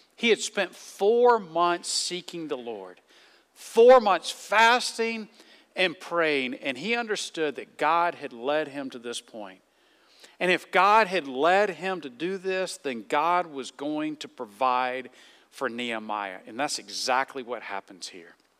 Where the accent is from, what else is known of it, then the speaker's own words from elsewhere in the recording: the South, United States; moved away; I grew up in the South